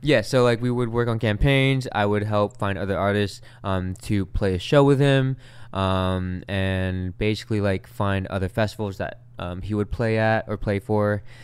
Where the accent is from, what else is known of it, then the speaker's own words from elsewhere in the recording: Long Beach, California, United States; the neighborhood that I grew up in is in Long Beach, and it's called Wrigley.